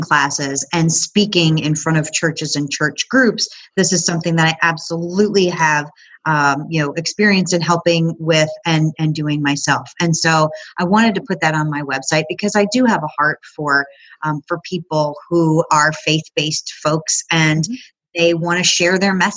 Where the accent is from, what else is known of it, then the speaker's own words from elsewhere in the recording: Chicago, Illinois, United States; now in Knoxville, United States; I grew up in the Chicago area, but now I live in Knoxville, Tennessee